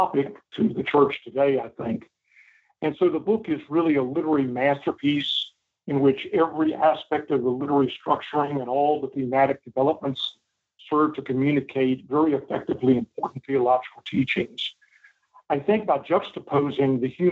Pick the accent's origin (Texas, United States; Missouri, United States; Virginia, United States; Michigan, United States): Virginia, United States; I grew up in Virginia, and so lots of history all around